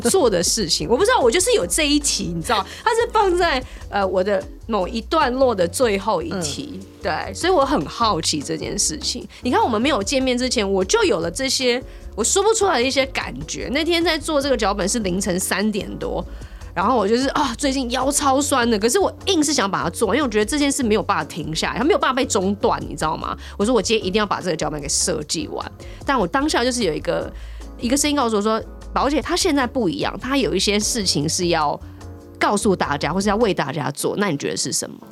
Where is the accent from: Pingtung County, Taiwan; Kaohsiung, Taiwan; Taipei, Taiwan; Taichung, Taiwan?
Taipei, Taiwan; moved away as an adult; also born or lived in Taoyuan; 我一辈子都在台北长大